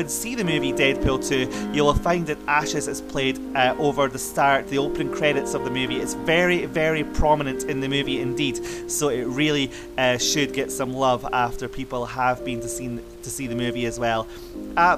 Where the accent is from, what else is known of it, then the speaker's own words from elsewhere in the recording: Scotland, United Kingdom; Scotland, my home country